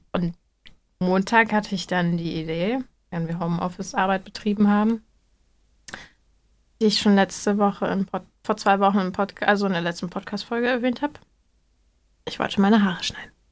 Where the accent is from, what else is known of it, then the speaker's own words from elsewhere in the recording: Hamburg, Germany; also born or lived in North Rhine-Westphalia; also Leute, ich komme aus Hamburg.